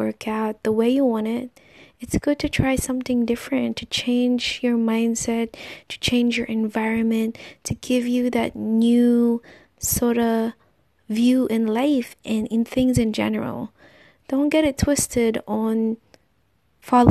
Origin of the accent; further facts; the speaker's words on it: Philippines; in my country, I am Filipino